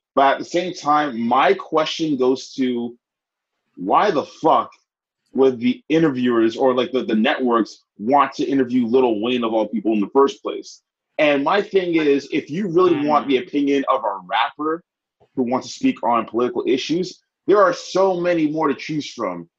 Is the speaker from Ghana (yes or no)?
yes; Ghana; also born or lived in Nigeria; me as a Ghanaian in Nigeria